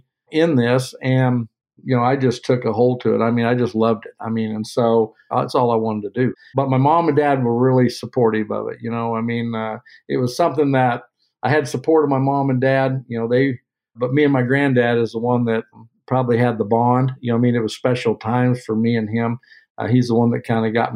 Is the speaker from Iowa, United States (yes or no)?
yes; Sheraton, Iowa, United States; I'm from Iowa, Southern Iowa. Sheraton, Iowa is where I grew up.